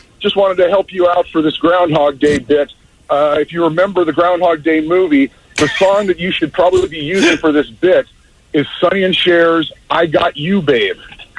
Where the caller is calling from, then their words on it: Mission Viejo, California, United States; Mission Viejo. I've called you guys before.